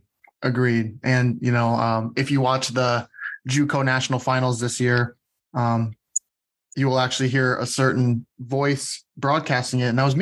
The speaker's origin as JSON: {"language": "English", "town": "Monona", "region": "Iowa", "country": "United States", "tie": "born or raised there", "also_born_or_lived": "Monticello, Iowa", "said": "So I'm originally from Monona. I'm from Monona, Iowa."}